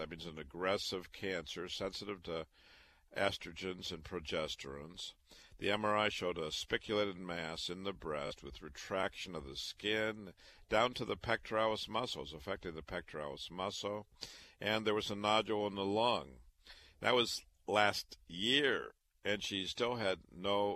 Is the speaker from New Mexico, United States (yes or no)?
no; Waterloo, Iowa, United States; moved away; also born or lived in Chicago; I was born and raised in Waterloo, Iowa.